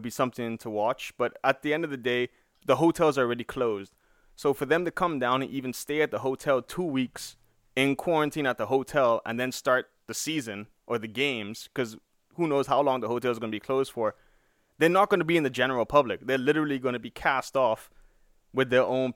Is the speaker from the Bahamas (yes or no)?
yes; Bahamas; Pineapple Key, that's where I'm from. That's where I'm from the Bahamas